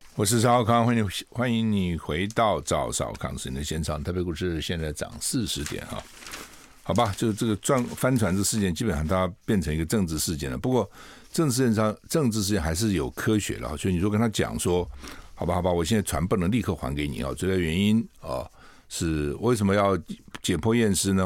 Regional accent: Taiwan; 我们台湾人

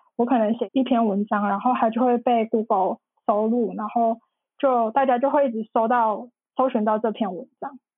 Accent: Taichung, Taiwan; also born or lived in Taipei; 就是后来我就决定就是从台北搬回台中。就是住在家里

